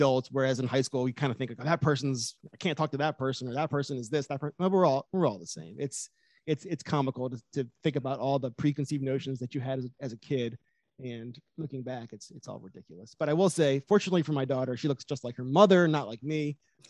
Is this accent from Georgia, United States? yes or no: no; Richmond, Virginia, United States; I'm from Richmond. I grew up here. I went to Tucker High School.